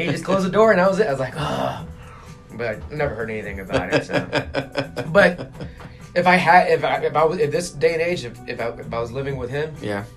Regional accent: San Antonio, Texas, United States; also born or lived in Houston; elementary school when I started, when we moved to San Antonio from Houston, and then when I started my middle school years, and then when I started my first day of freshman year

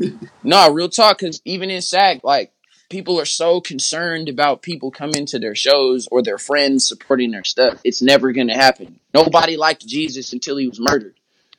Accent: Oakland, California, United States; I'm from Oakland, whoop-de-wop.

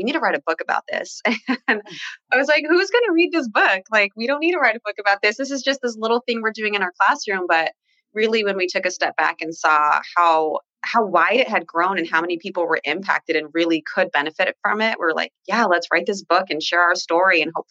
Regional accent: Orlando, Florida, United States; now in Los Angeles, United States; I'm from Orlando, Florida, but I'm currently living in LA right now

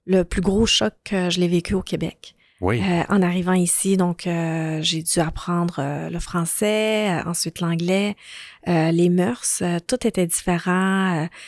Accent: Lebanon; born there; Donc, je suis née au Liban.

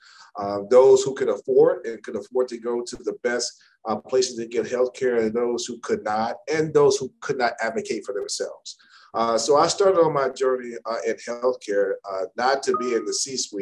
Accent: Chicago, Illinois, United States; also born or lived in Maryland; now in Dallas, United States; I'm originally from Chicago

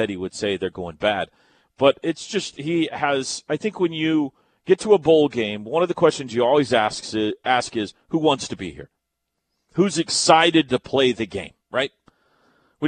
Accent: Mustang, Oklahoma, United States; I'm from Mustang.

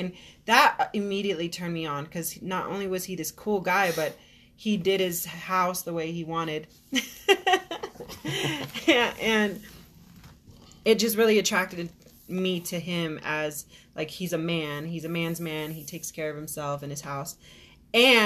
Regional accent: Arizona, United States; I'm from Arizona, so 16 years

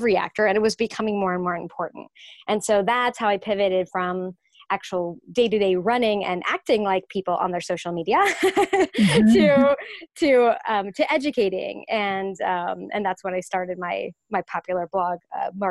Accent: Orange County, California, United States; moved away as an adult; now in New York, United States; I grew up in Orange County, California

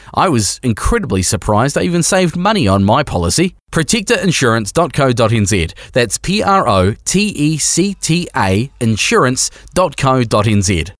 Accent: New Zealand; We are a Kiwi motorcycling podcast made by Kiwi riders for Kiwi riders

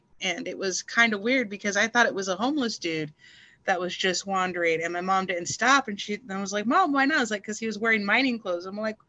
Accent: El Paso, Texas, United States; moved away as an adult; also born or lived in the South; now in Oregon, United States; I'm originally from El Paso, Texas. I've been in Oregon since April 13th of 2019.

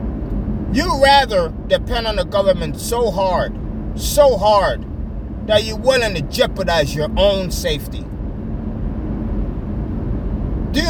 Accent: United States; Being an American citizen

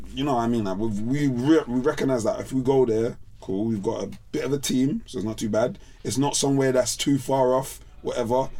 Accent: London, United Kingdom; I'm from South

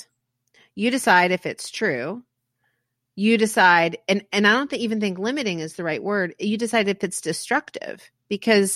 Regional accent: Manassas, Virginia, United States; I was born in Manassas

